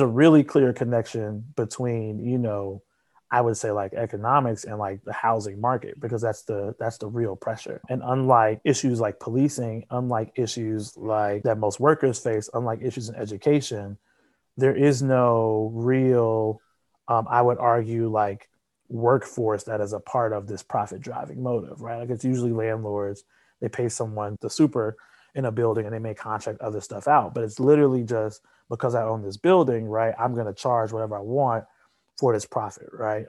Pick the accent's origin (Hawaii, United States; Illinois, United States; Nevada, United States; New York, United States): Illinois, United States; Chicago; also born or lived in Grinnell, Iowa; I'm from South Shore, from the south side of Chicago. I went to Kenwood Academy